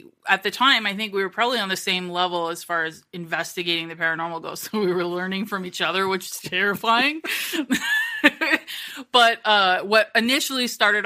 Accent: Kitchener, Ontario, Canada; moved away; also born or lived in Toronto; Kitchener-Waterloo, which is where I'm originally from.

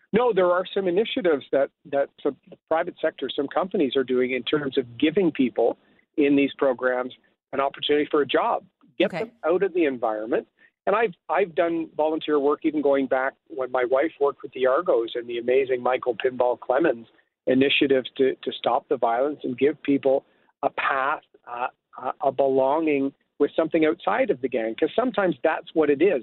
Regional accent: Bowmanville, Ontario, Canada; moved away as an adult; also born or lived in Toronto; I grew up in Bowmanville

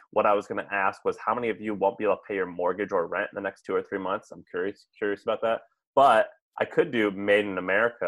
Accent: Missouri, United States; I grew up in Missouri with a lot of union guys.

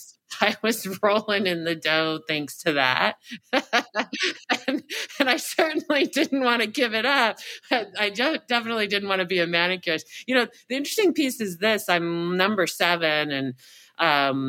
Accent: Irvine, California, United States; moved away; I grew up in Orange County, California, specifically Irvine in my high school, college days

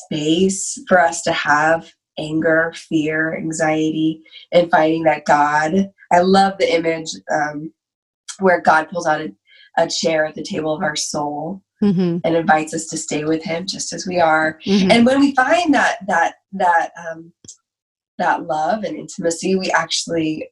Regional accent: United States; being Asian American. So my dad is Thai, mm-hmm. but I was born here

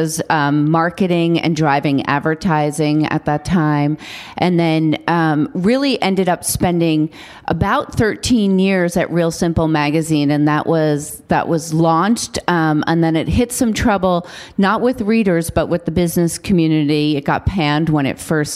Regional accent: New York City, New York, United States; I grew up on Staten Island, and my mother made me work every summer.

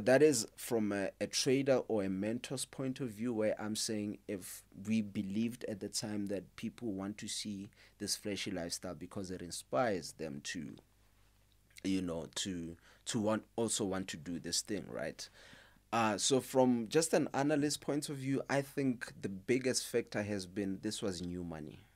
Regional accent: Limpopo, South Africa; moved away; I'm originally from Limpopo.

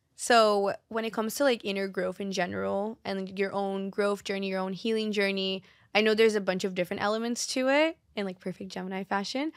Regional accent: Brazil; moved away; I'm fluent in three different languages because I grew up in Brazil, I speak Portuguese fluently

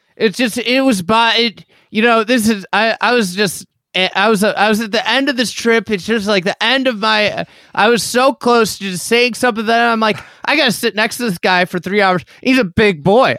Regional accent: Midwest, United States; I'm a Midwesterner

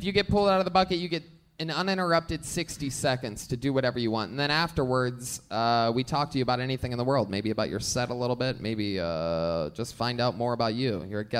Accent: Dallas, Texas, United States; I'm from Dallas.

